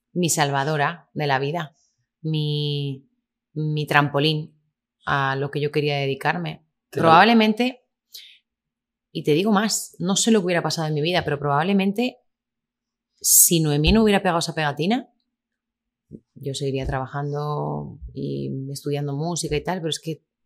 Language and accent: Spanish; Lleida, Catalonia, Spain; also born or lived in Miami, United States; en Lleida, en mi tierra